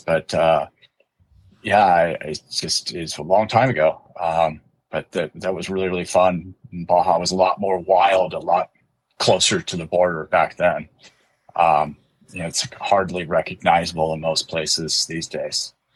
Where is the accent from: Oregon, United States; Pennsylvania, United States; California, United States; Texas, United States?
California, United States; also born or lived in Livonia, Michigan / San Juan Capistrano, California; I was raised in California and kind of a California kid through and through